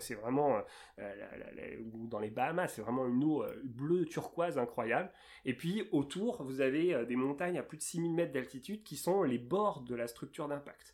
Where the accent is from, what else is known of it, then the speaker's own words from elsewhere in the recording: Seine-et-Marne, Île-de-France, France; j'ai grandi dans un, en Seine-et-Marne